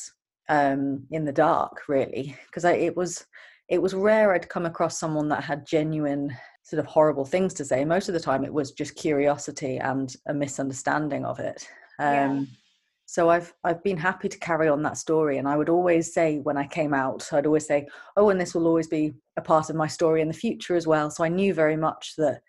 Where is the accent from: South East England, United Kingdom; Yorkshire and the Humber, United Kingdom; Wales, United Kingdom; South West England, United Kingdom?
South East England, United Kingdom; Brighton; I was brought up in Brighton